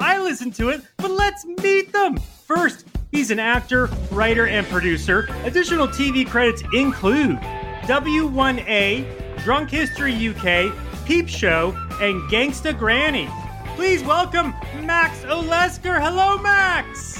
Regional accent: Canada; I'm not that up on my U.S. history because I'm Canadian.

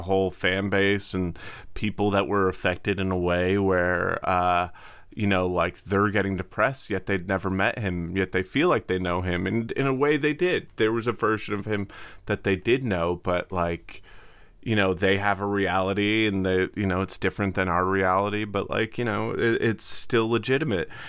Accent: Cape Cod, Massachusetts, United States; I'm from Cape Cod

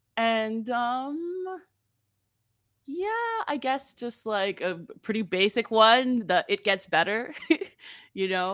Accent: Campbellford, Ontario, Canada; growing up in Campbellford

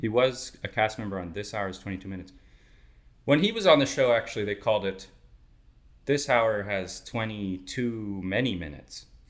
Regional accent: New York, United States; I'm from New York

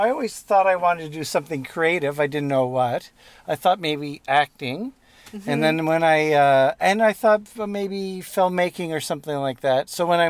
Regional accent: Montreal, Quebec, Canada; also born or lived in Newfoundland; I my dad was originally from Newfoundland. We're originally from Montreal.

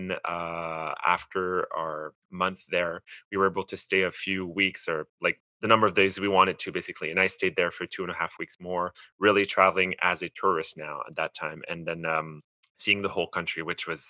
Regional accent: Montreal, Quebec, Canada; born or raised there

